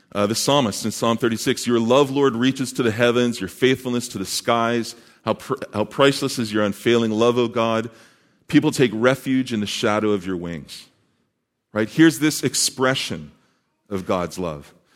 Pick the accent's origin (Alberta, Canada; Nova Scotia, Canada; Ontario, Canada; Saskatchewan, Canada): Saskatchewan, Canada; Saskatoon; also born or lived in British Columbia; now in Montreal, Canada; I was born and raised in the thriving metropolis of Saskatoon, Saskatchewan.